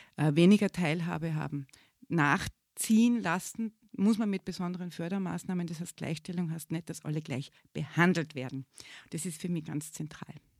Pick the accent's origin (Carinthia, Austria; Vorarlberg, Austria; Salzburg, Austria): Salzburg, Austria; moved away as an adult; also born or lived in Innsbruck, Austria; now in Graz, Austria; ich bin nämlich auch keine Geborene, bin eine Salzburgerin eigentlich